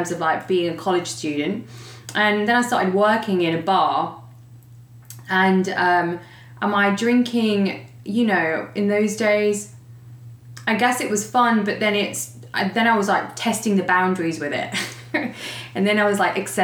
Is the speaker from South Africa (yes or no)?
no; Leicester, East Midlands, United Kingdom; moved away as an adult; also born or lived in London, United Kingdom; now in Dallas, United States; I was born in Leicester, and growing up was pretty tough.